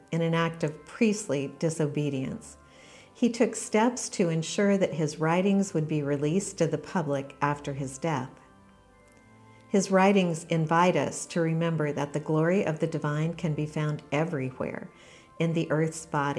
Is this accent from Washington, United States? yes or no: yes; Western Washington, United States; I grew up in Western Washington in the desert